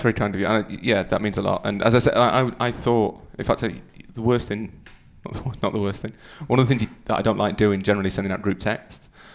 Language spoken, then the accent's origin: English; Yorkshire and the Humber, United Kingdom; I'm from Yorkshire.